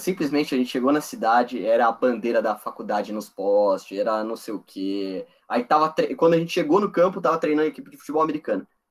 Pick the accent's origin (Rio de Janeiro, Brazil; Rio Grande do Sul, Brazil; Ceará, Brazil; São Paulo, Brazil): São Paulo, Brazil; moved away as an adult; also born or lived in West Burlington, Iowa; Eu sou de São Paulo